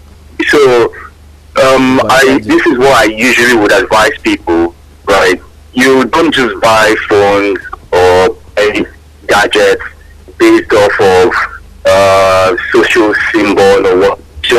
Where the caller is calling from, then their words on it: Akobo, Oyo, Nigeria; I'm calling from Akobo.